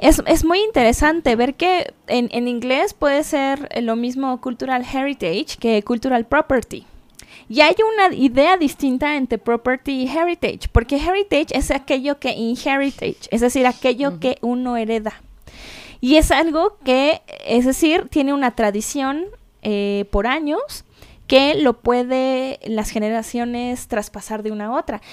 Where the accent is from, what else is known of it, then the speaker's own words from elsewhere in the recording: Mexico City, Mexico; moved away; also born or lived in London; soy mexicana de la Ciudad de México